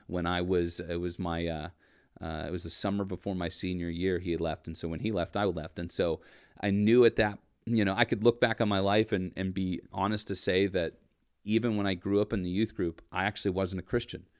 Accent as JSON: {"language": "English", "town": "Erie", "region": "Pennsylvania", "country": "United States", "tie": "born or raised there", "said": "I grew up in Erie, P"}